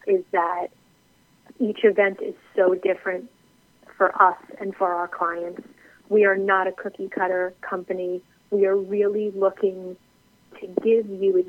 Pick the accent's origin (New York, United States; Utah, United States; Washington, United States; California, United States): New York, United States; moved away as an adult; now in Charleston, United States; I am actually originally from New York, and about 7 years ago, we decided to make the move down here to Charleston